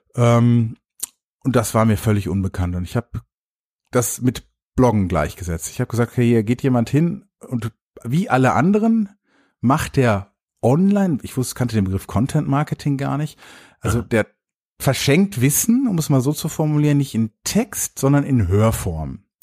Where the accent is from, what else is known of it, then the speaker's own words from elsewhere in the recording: Dortmund, North Rhine-Westphalia, Germany; Ich komme ja aus Dortmund